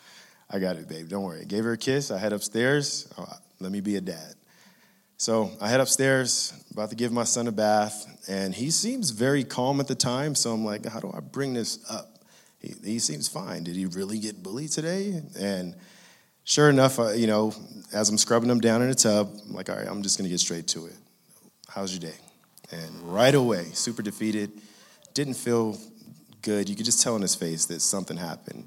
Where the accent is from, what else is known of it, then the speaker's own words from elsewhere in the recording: Inglewood, California, United States; growing up in Inglewood, California